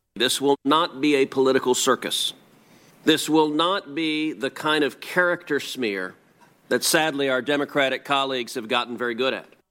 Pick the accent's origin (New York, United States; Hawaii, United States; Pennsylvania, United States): Hawaii, United States; I grew up in, uh, I grew up in Hawaii. I'm a fourth generation there.